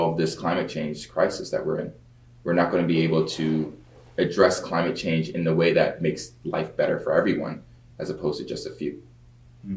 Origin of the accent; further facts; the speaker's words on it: Baltimore, Maryland, United States; moved away; also born or lived in Nashville, Tennessee / Stanford, California; I grew up in Baltimore, Maryland, born in Nashville, Tennessee